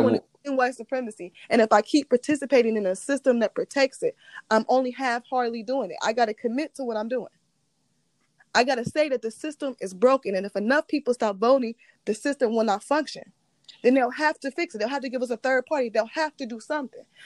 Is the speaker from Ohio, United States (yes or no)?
yes; Ohio, United States; I'm from Ohio